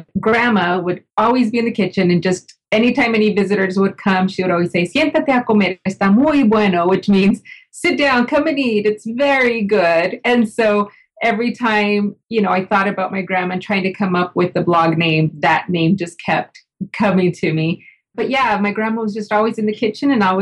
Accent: El Paso, Texas, United States; I grew up in El Paso, Texas

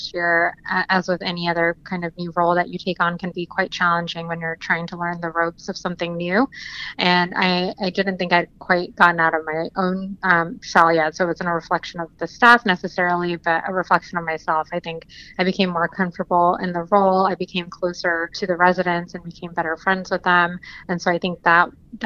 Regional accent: New Jersey, United States; also born or lived in New York; now in Washington, D.C., United States; I'm originally from South Jersey

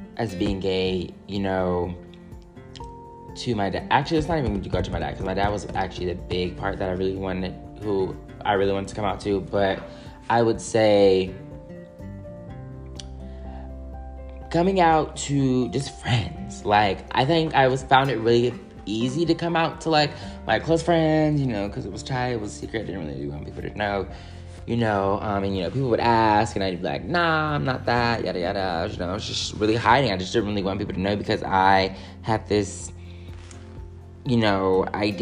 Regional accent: California, United States; as a Californian

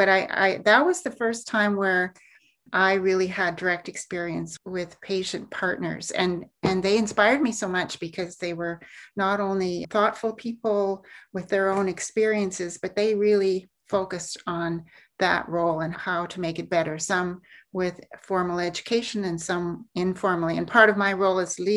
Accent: Alberta, Canada; I grew up in Alberta, born and raised

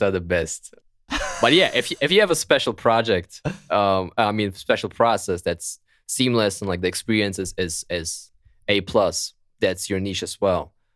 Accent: Germany; accent: German; English is a second language; my beautiful German accent

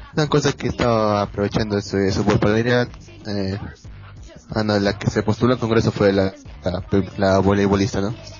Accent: Peru

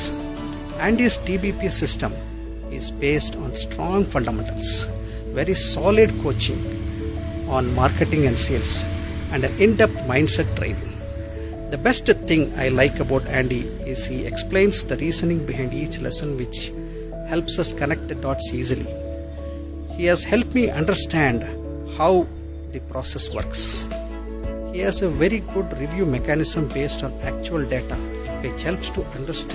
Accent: India; from India

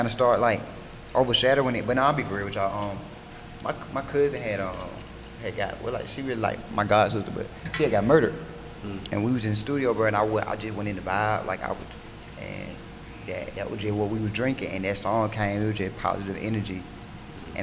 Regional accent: Warner Robins, Georgia, United States; I'm from Warner Robins

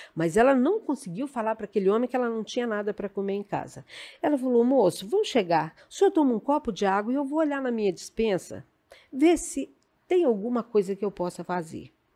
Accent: Afonso Cláudio, Espírito Santo, Brazil; Eu sou natural de Afonso Cláudio

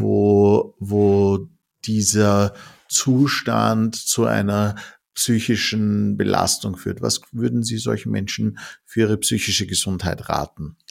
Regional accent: Austria; bei uns in Österreich?

